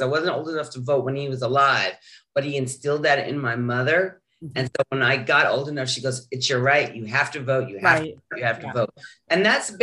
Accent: Utah, United States; now in Maryland, United States; where I was born and grew up, Utah

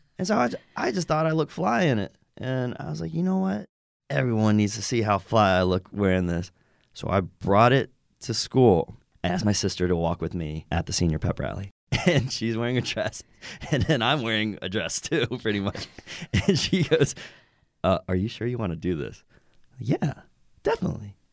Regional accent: Roanoke, Virginia, United States; moved away as an adult; also born or lived in New York / Los Angeles; I grew up in Roanoke, Virginia

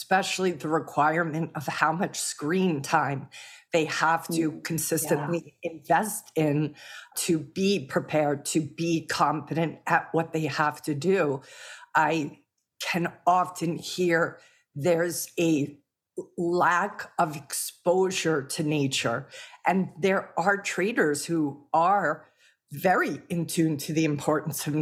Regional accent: New York City, New York, United States; I was born in Brooklyn.

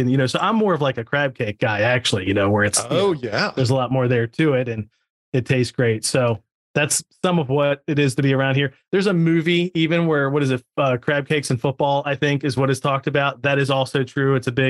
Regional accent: Maryland, United States; I grew up here ever since I was 2 years old. One thing people love about this area is you can go, a few hours to the beach, not even a few hours to the mountains. DC, Baltimore, Philly, like New York, 3 hours away.

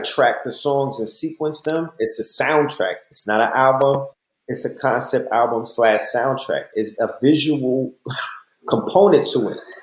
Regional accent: New York, United States; now in Atlanta, United States; I'm a New Yorker

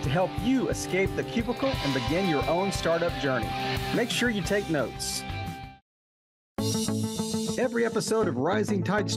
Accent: United States; accent: American; my American accent

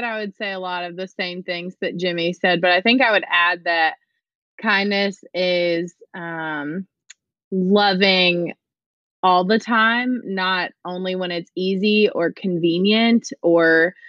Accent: Georgetown, Kentucky, United States; I am from Georgetown, Kentucky. And I am a 7th grade social studies teacher.

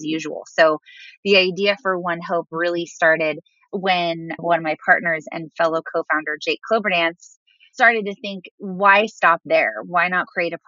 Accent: Southern California, United States; also born or lived in Arizona; I'm originally from Southern California, and I ended up right back where I started. So I'm back in California

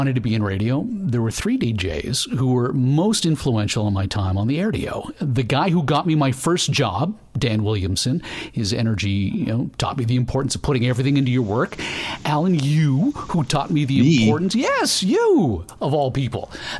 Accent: Canada; we're Canadian?

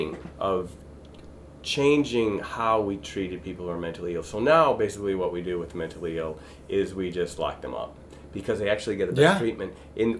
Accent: Evanston, Illinois, United States; I grew up in Evanston

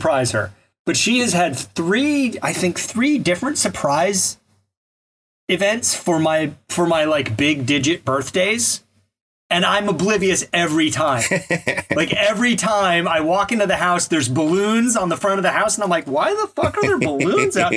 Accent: Alabama, United States; Growing up in Alabama, you know, in the summertime, especially like in high school

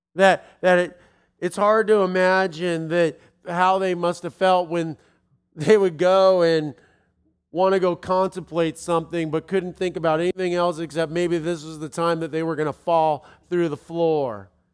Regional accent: Los Angeles, California, United States; moved away; I'm from Los Angeles.

